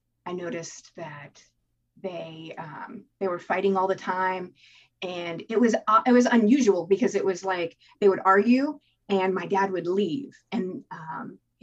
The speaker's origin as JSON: {"language": "English", "town": "Tampa", "region": "Florida", "country": "United States", "tie": "born or raised there", "said": "I was born in Tampa, Florida"}